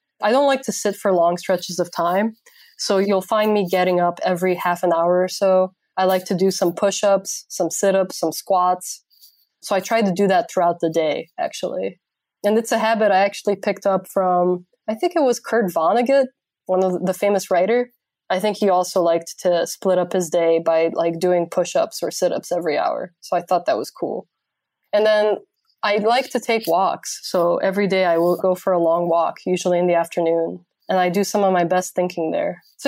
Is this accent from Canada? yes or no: no; Transylvania, Romania; English is a second language; I do not bite, even though I am from Transylvania.